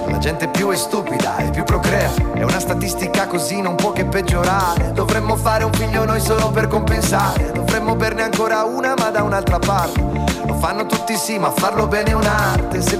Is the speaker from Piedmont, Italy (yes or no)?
yes; Turin, Piedmont, Italy; No, sono piemontese come Tenco.